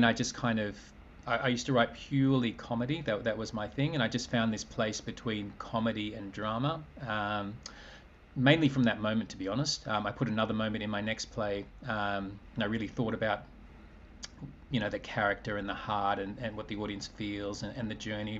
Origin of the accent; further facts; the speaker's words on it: Australia; I'm an Australian man